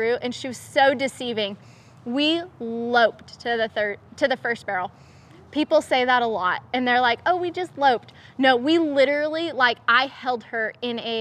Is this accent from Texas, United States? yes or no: no; Oregon, United States; moved away; I'm originally from Oregon